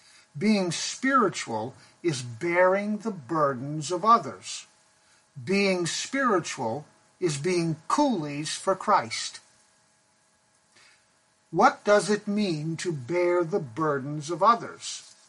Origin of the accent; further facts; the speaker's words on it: Pakistan; When I was growing up in Pakistan, there was a group of men known as coolies who lived in the Himalayan mountains where I went to boarding school.